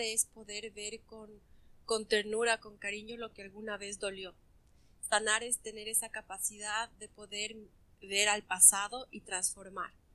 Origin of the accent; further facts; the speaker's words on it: Ecuador; now in France; estoy viviendo en Francia, soy de Ecuador